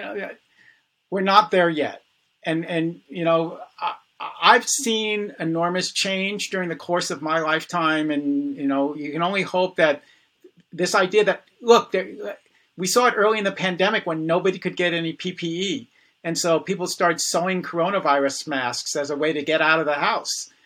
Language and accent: English; New York City, New York, United States; I was born in the Bronx